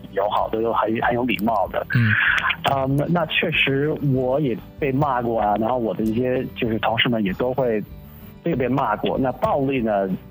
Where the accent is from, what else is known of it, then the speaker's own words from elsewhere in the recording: Los Angeles, California, United States; 我是在洛杉矶长大的出生的